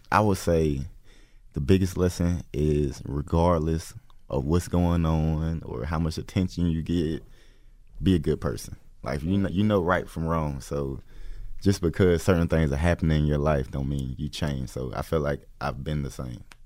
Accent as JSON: {"language": "English", "town": "Atlanta", "region": "Georgia", "country": "United States", "tie": "born or raised there", "said": "Atlanta, Georgia"}